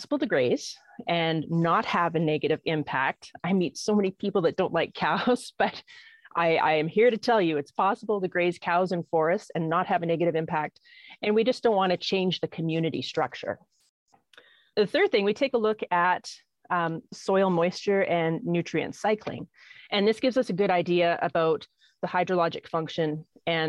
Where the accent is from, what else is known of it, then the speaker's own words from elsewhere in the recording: Okanagan, British Columbia, Canada; also born or lived in Peace River / Grande Prairie; now in Alberta, Canada; I was born and raised in the Okanagan